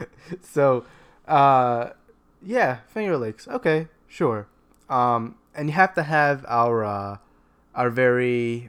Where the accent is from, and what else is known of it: Long Island, New York, United States